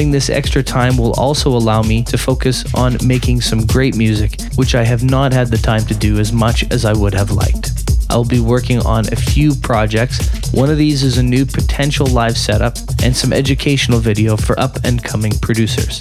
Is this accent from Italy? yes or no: no; Canada; here in my home country of Canada